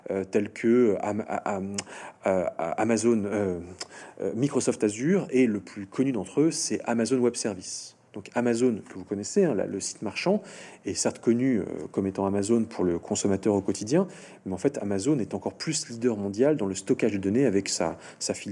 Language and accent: French; France; je suis français, mais je suis pas sécurisé.